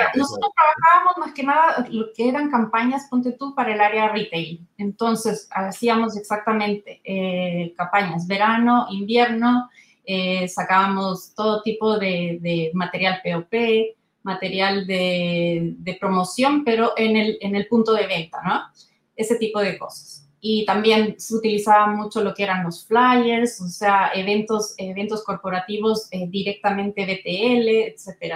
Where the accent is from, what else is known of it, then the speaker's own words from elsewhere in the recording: Ecuador; moved away as an adult; now in Santiago, Chile; yo soy ecuatoriana de nacimiento